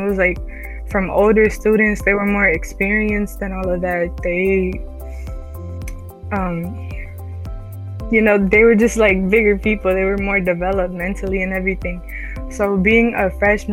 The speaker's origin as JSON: {"language": "English", "town": "Philadelphia", "region": "Pennsylvania", "country": "United States", "tie": "born or raised there", "also_born_or_lived": "New Jersey / Puerto Rico (ancestry)", "said": "I'm of Puerto Rican descent. I was born in New Jersey. But I was raised most of my life in Philadelphia, so this is kind of like my home"}